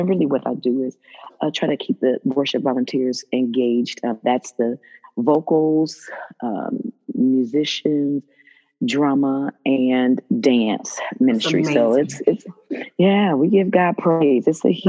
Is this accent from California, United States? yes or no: no; Dayton, Ohio, United States; moved away as an adult; now in Dallas, United States; Yes, I'm from Dayton.